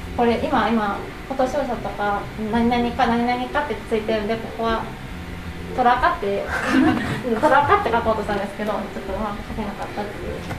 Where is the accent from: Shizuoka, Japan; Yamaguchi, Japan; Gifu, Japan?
Yamaguchi, Japan; moved away as an adult; also born or lived in Kyoto; now in Maizuru, Japan; 私舞鶴出身ではなくって、山口県出身なんですね